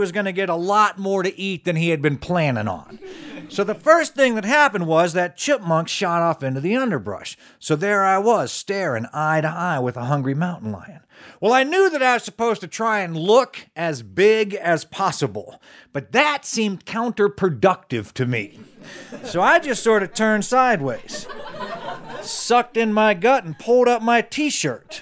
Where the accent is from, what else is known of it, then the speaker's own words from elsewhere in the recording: Charleston, West Virginia, United States; I am from Charleston, West Virginia